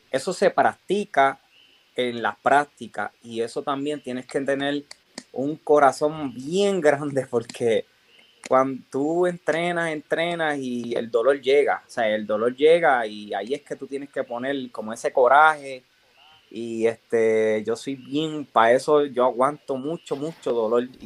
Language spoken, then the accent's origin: Spanish; Orocovis, Puerto Rico; De, poder estar aquí y, de representar a, mi pueblo, a Orocovi, a Puerto Rico.